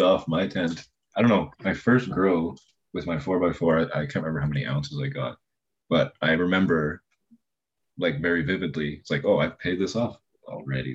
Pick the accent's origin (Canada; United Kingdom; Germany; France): Canada; as a Canadian